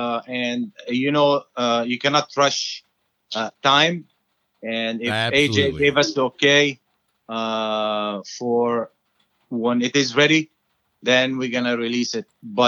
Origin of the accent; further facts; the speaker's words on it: Lebanon; now in United States; We came from Lebanon.